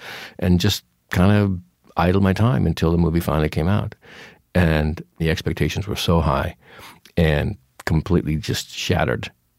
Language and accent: English; Pacific Northwest, United States; because he was from the Northwest and I was from the Northwest. And so we talked about growing up there